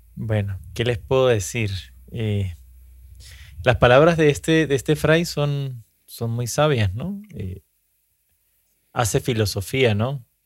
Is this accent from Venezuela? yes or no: yes; Venezuela; nosotros como venezolanos